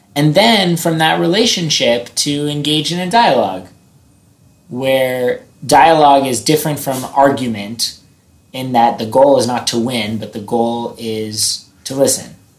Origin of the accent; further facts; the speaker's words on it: United States; as an American